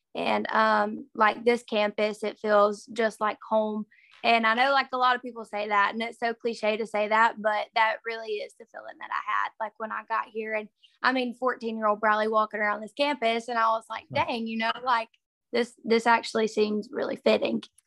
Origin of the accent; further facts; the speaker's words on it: Sand Rock, Alabama, United States; moved away as an adult; also born or lived in Mississippi State University, Mississippi; now in Mississippi, United States; I'm from Sandrock, Alabama, and it's a really, really little town in uh, Northeast Alabama